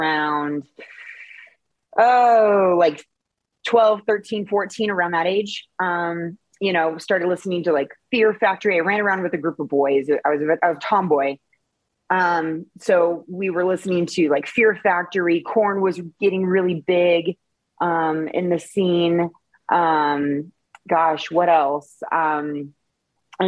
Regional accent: Seattle, Washington, United States; I grew up in the Seattle area

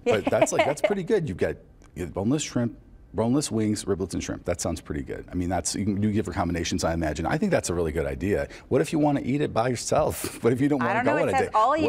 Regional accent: Livonia, Michigan, United States; moved away; Livonia, Michigan. That's my hometown. That's where I'm originally from.

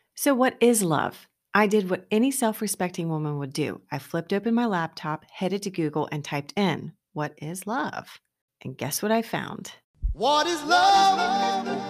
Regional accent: Virginia, United States; my home state of Virginia

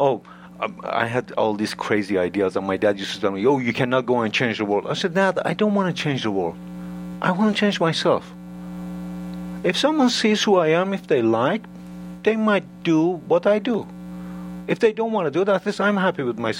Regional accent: Iran; now in United States; I'm from Iran

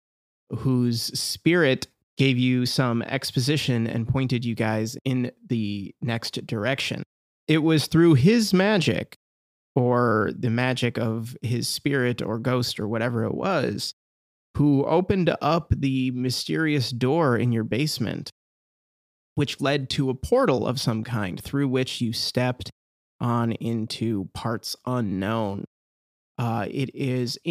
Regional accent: Detroit, Michigan, United States; now in Los Angeles, United States; we're from Detroit

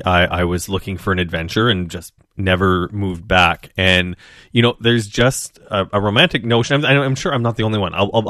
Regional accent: Regina, Saskatchewan, Canada; now in Toronto, Canada; actually not originally from Toronto. And I know that it's changed a whole lot since I moved here. But I grew up in Regina, Saskatchewan.

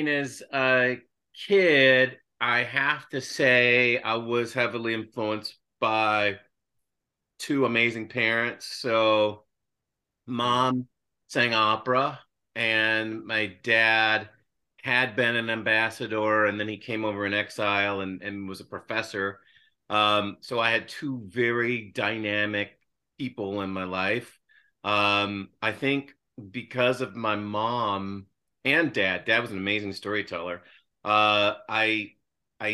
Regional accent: Louisville, Kentucky, United States; I was raised in Louisville, Kentucky

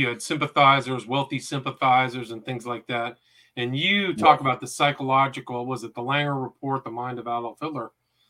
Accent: California, United States; when I grew up in Northern California, there was a sociological study of what happens in some public bathrooms.

